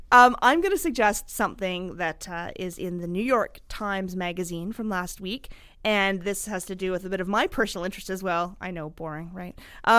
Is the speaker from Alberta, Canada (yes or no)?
yes; Fort McMurray, Alberta, Canada; this is my hometown, basically my hometown.